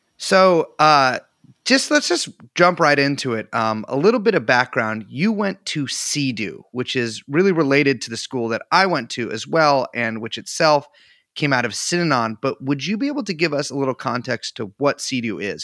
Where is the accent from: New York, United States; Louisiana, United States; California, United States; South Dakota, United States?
California, United States; I'm from California